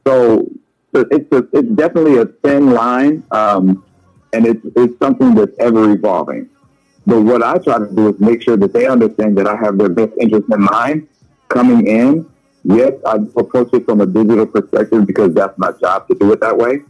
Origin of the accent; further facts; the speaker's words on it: Leesville, Louisiana, United States; Growing up in Leesville, Louisiana, we didn't have there were no fancy people around us